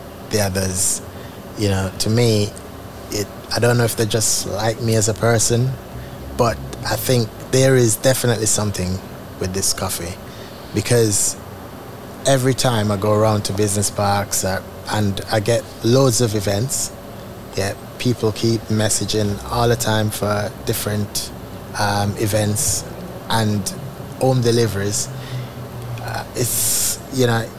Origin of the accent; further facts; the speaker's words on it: Jamaica; now in United Kingdom; I'm from Jamaica. We have the Blue Mountain Peaks coffee. So when I leave Jamaica and come here